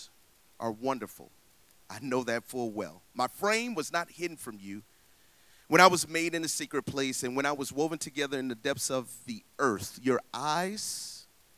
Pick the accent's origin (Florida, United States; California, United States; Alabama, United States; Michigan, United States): Florida, United States; Tallahassee; moved away; I'm from Tallahassee, Florida